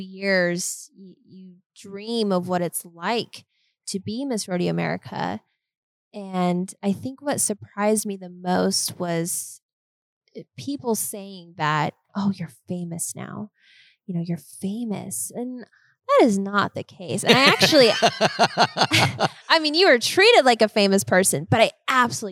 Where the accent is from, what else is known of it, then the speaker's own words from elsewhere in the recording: Colorado, United States; I'm from Colorado, but I am the least Coloradan gal you will find